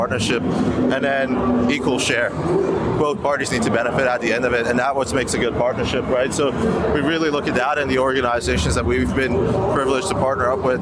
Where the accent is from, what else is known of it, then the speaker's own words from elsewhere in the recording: Canada; now in Australia; I'm Canadian